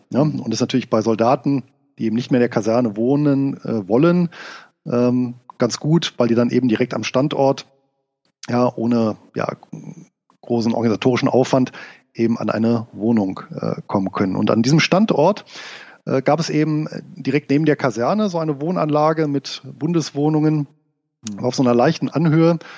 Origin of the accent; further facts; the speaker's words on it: Rhineland, Germany; als gebürtiger Rheinländer war ich natürlich auch äh, ein Freund des äh, Feierns